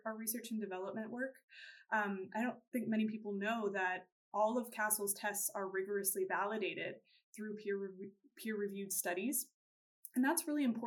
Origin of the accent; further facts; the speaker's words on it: Houston, Texas, United States; I'm originally from Houston, Texas